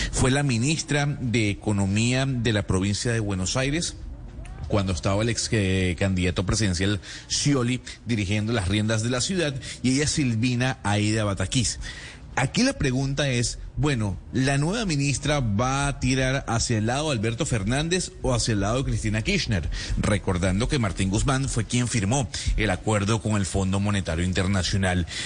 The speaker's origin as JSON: {"language": "Spanish", "country": "Venezuela", "said": "soy venezolano"}